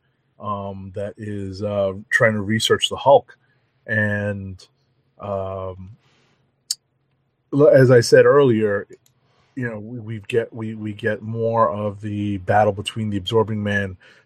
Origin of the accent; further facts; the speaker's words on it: New York City, New York, United States; as a New Yorker, as a native New Yorker